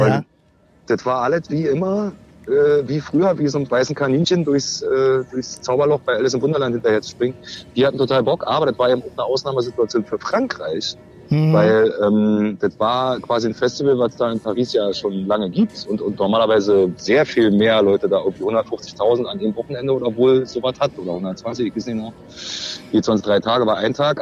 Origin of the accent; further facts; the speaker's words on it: East Germany, Germany; als Ossi